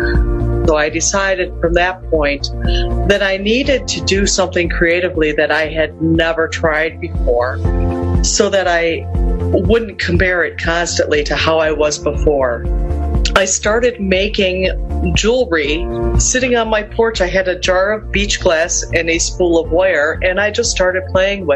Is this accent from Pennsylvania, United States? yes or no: no; Lakewood, Ohio, United States; I'm from Lakewood, Ohio